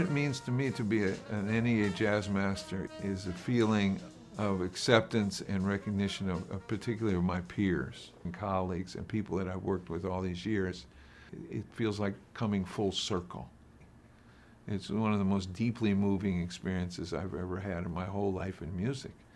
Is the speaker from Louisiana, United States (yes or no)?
no; Columbus, Ohio, United States; growing up in Columbus, Ohio